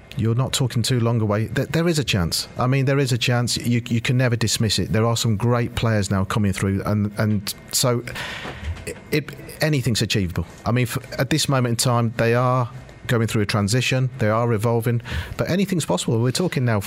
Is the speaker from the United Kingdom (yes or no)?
yes; United Kingdom; whilst I am Indian, I'm born and bred in uh, in, in Britain